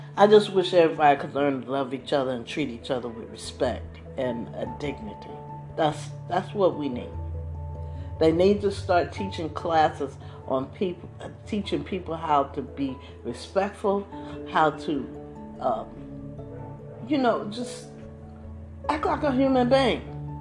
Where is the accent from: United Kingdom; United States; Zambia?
United States; East Coast; I grew up on the East Coast